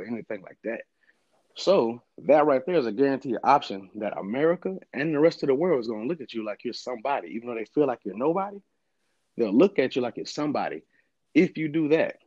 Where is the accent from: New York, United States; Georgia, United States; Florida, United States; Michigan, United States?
Michigan, United States; Port Huron; also born or lived in Montgomery, Alabama; I was born in Montgomery, Alabama. I was raised in Port Huron, Michigan